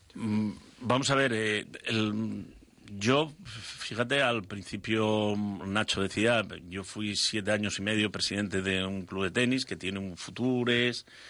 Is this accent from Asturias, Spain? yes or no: yes; Asturias, Spain; me gusta Asturias, me gusta estar allí y, se me hace difícil estar fuera de, mi tierra